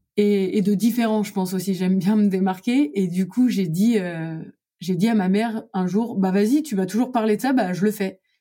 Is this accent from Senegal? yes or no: no; Lorraine, Grand Est, France; moved away as an adult; also born or lived in Brussels, Belgium / Montreal, Canada / New York, United States; je retourne dans ma région euh, natale, c'est-à-dire en Lorraine